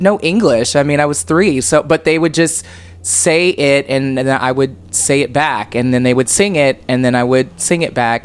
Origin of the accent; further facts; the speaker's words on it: Cape Girardeau, Missouri, United States; moved away as an adult; now in Provincetown, United States; I grew up in Missouri